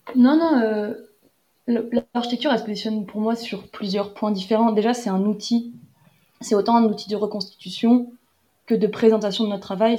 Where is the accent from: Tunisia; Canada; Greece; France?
France; je viens de France aussi